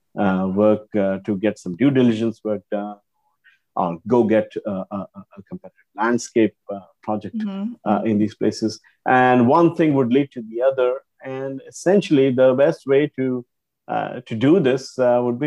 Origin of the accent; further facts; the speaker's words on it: India; now in Singapore; I grew up in India before I eventually moved to Singapore and settled here.